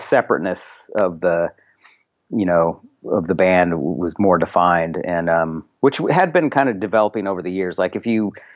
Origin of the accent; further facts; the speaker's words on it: Eureka, California, United States; in Eureka where I grew up, which is actually where I'm where I'm speaking to you from now.